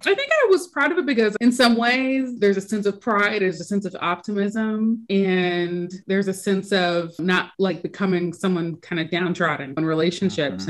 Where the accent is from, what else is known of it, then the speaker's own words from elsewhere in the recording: Indianapolis, Indiana, United States; I am from Indianapolis, Indiana, and I am an editor by day